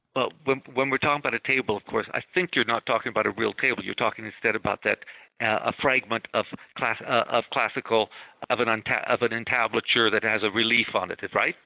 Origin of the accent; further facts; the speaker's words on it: California, United States; now in East Coast, United States; a Californian who has now lived on the East Coast for 45 years, and I still think of myself as a Californian